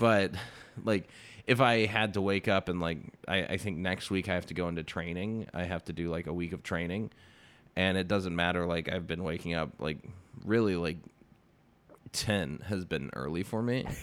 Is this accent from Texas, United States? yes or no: yes; Texas, United States; I'm from Texas